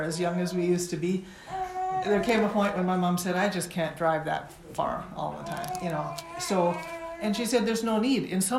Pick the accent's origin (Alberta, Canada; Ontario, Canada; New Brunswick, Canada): Ontario, Canada; Toronto; moved away as an adult; also born or lived in India / Nepal; And I grew up in Toronto, in Weston, but all my adult life I've been working in South Asia, coming back from time to time in India and Nepal